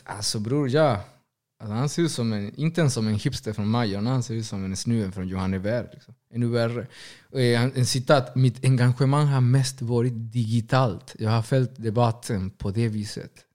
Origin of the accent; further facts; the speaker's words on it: Argentina; now in Sweden; Först och främst är jag latinamerikan. Senare kanske argentinare.